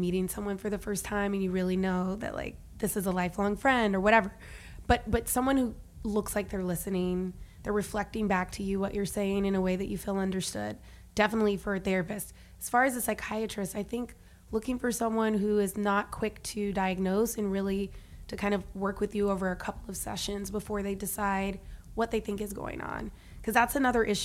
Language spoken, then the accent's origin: English; Huntsville, Alabama, United States; I'm from Huntsville, Alabama